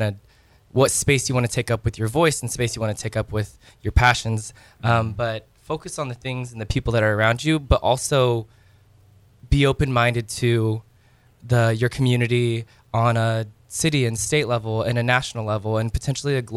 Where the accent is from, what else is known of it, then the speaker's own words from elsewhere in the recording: Rochester, Indiana, United States; my hometown of Rochester